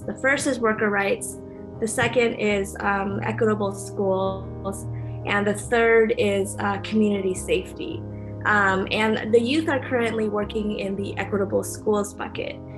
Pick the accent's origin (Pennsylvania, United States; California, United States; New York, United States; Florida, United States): California, United States; Orange County; moved away as an adult; also born or lived in Berkeley, California; now in Oakland, United States; I'm originally from Orange County and I live in Oakland